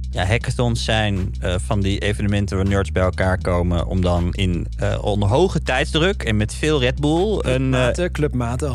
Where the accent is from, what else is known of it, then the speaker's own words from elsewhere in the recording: North Brabant, Netherlands; Ik kom uit Brabant